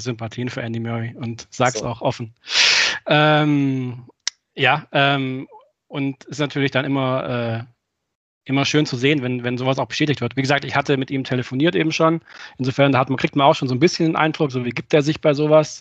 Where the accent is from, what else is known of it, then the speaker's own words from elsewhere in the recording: Friedrichshafen, Baden-Württemberg, Germany; hier bei mir in, in Friedrichshafen, wo ich geboren bin